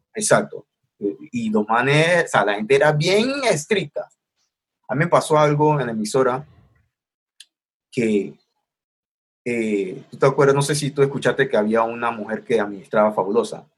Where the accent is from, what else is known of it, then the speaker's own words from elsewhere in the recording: Panama City, Panama; crecí en Río Abajo